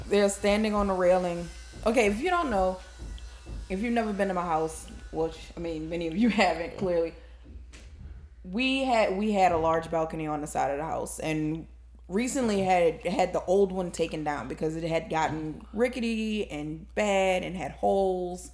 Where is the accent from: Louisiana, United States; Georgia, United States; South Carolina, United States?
Louisiana, United States; New Orleans; I'm actually born and raised in New Orleans